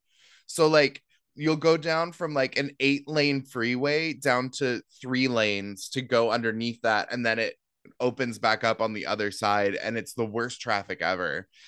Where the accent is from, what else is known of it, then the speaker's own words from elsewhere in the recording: Seattle, Washington, United States; now in New York City, United States; I grew up in Seattle